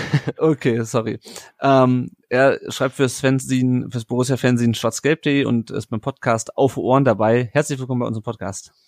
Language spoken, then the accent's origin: German; Kassel, Hesse, Germany; Ich komme aus Kassel ursprünglich